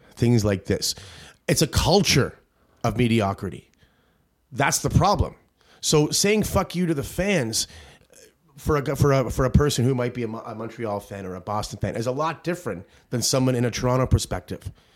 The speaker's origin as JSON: {"language": "English", "country": "Ireland", "said": "As an Irishman here"}